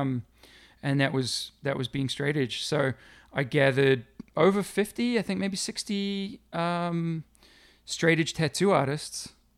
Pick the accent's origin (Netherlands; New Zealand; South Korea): New Zealand; moved away; also born or lived in Middlesbrough, North East England; growing up in New Zealand will always be a, a strong connection to, to New Zealand